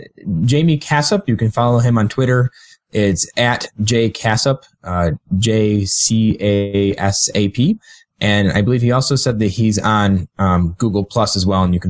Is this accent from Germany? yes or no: no; England, United Kingdom; you know, I'm an English guy, so it doesn't mean too much to me